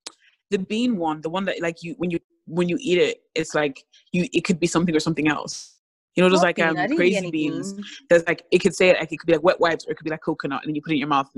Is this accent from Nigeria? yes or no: no; Ireland; moved away; it was in my hometown, so obviously I lived in Ireland, small little tiny village